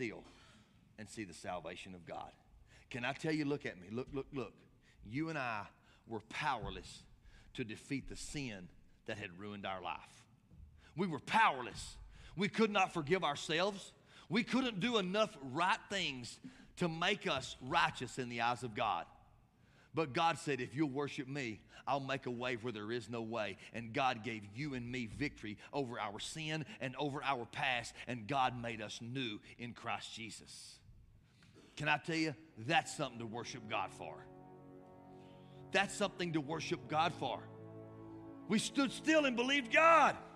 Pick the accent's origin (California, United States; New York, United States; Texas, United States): Texas, United States; West; we're from West Texas and we're taught courtesy